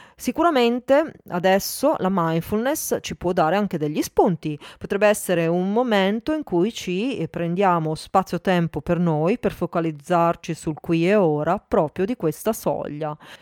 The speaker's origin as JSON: {"language": "Italian", "town": "Milan", "region": "Lombardy", "country": "Italy", "tie": "born or raised there", "moved": "yes", "lives_now": "Turin, Italy", "said": "sono nata a Milano, abito a Torino"}